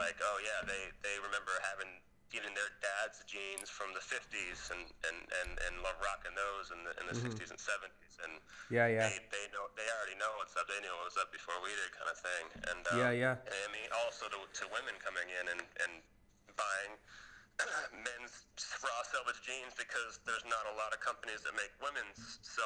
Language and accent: English; United States; growing up in the States, you know, I grew up in the 80s and 90s